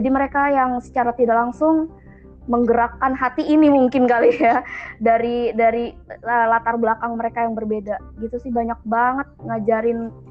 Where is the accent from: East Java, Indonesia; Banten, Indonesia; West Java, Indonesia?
Banten, Indonesia; Itu di Banten karena saya memang aslinya Banten.